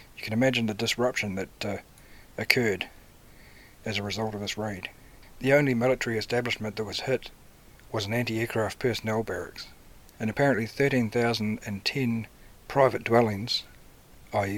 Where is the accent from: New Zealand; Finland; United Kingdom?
New Zealand; Cambridge, Waikato; Cambridge, my hometown.